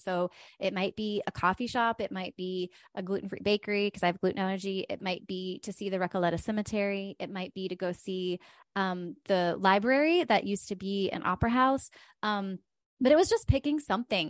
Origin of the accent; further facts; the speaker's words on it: West Virginia, United States; I grew up in West Virginia